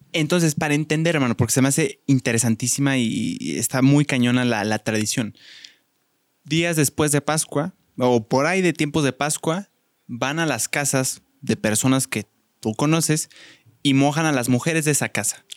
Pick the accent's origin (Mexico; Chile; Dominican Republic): Mexico; los mexicanos somos como muy cálidos